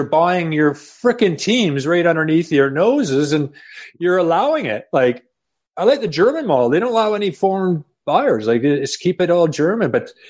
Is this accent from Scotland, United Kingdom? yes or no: no; London, United Kingdom; I remember as a player going up to the Northeast, each, it was the same club, I'm sure, as a Londoner going